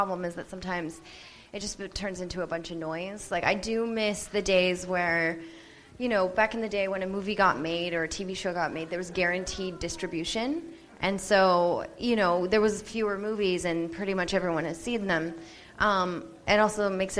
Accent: Canada; also born or lived in Vancouver / Los Angeles; I'm Canadian.

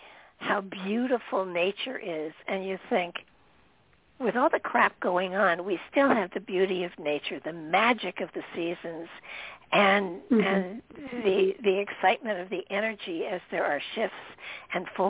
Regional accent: Midwest, United States; moved away; also born or lived in Michigan / Minnesota / Connecticut; I grew up in Michigan and Minnesota.

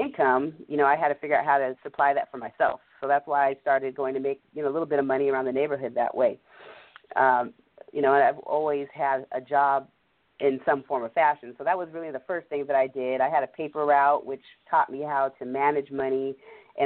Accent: Washington, United States; we grew up here in Washington State, away from the core of both my mother and father's side, which were largely based there in the East Coast and the DMV area

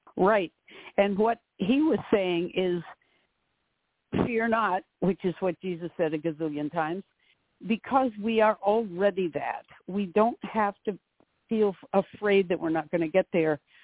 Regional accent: North Haven, Connecticut, United States; a town right next to my hometown, North Haven, um, Connecticut.

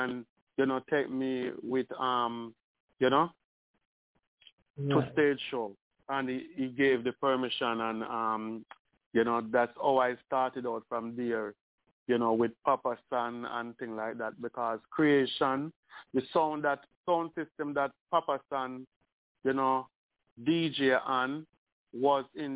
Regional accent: Spanish Town, Saint Catherine, Jamaica; I'm from Spanish Town

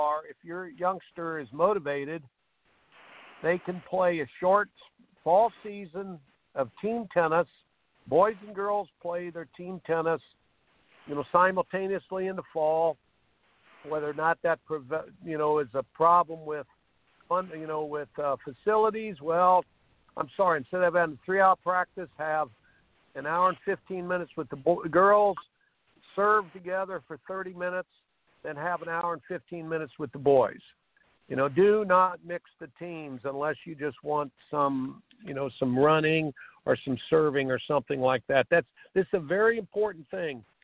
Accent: Indiana, United States; I grew up in Indiana

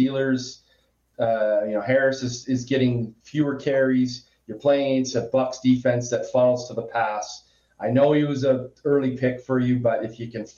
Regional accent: Western Canada, Canada; I'm from Western Canada

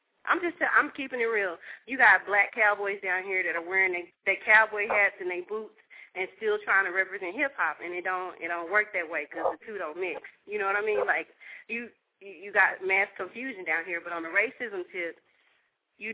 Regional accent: Dallas, Texas, United States; also born or lived in Detroit; I was born and raised here in Texas

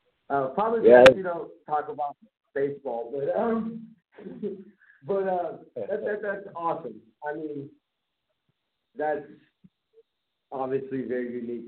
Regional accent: Bay Area, California, United States; I grew up in the Bay Area. So, I mean, my family's not from here.

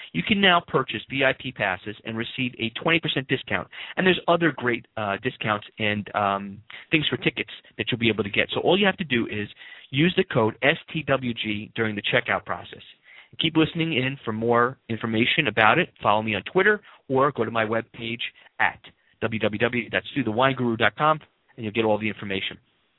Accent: New York, United States; I'm a New Yorker. Oh, okay. Born and raised.

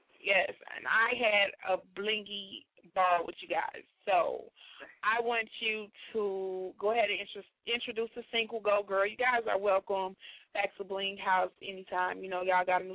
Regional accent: Chicago, Illinois, United States; I'm from Chicago

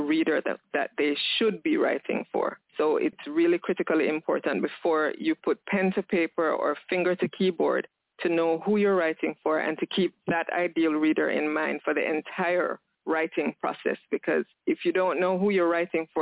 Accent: Jamaica; I'm Jamaican. I live in Jamaica with my son and 3 dogs

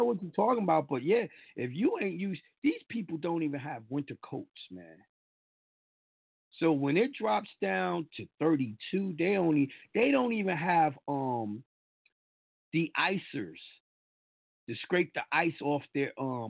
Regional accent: New York, United States; And they be like, oh, how you got that? I'm a New Yorker.

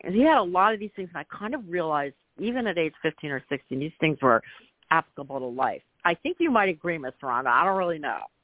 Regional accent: Philadelphia, Pennsylvania, United States; I grew up in Philadelphia in a very near in suburb

